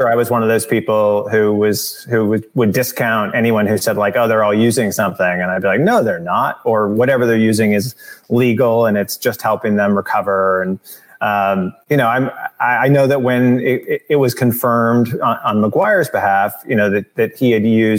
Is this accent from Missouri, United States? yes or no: yes; outside St. Louis, Missouri, United States; moved away as an adult; now in Los Angeles, United States; I grew up outside St. Louis, a Cardinal fan